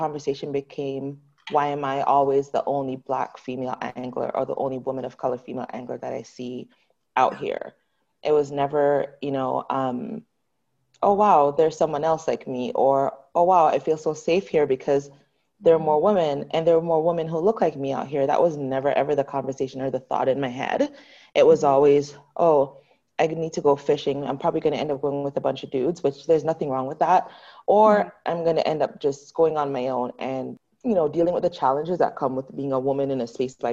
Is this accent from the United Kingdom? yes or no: no; Jamaica; now in Canada; I grew up in Jamaica